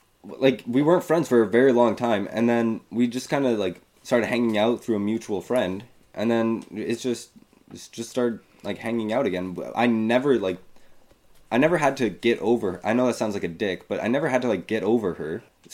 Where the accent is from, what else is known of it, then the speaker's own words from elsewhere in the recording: Queens, New York, United States; But I always say I'm from Queens.